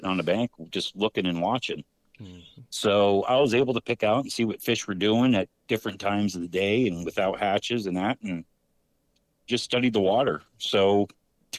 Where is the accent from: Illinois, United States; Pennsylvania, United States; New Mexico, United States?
Pennsylvania, United States; Central; I'm from Central PA, from an old coal town